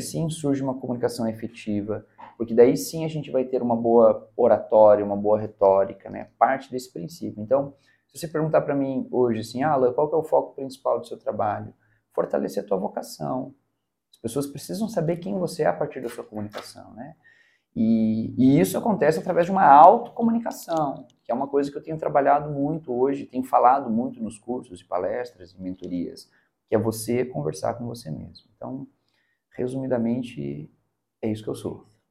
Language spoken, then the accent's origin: Portuguese; Curitiba, Paraná, Brazil; moved away as an adult; now in Teófilo Otoni, Brazil; eu sou natural de Curitiba, estou em Teoflotone já há 10 anos